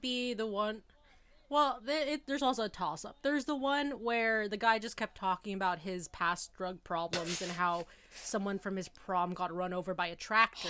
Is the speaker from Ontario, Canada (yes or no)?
yes; Toronto, Ontario, Canada; also born or lived in Kingston; I'm from Toronto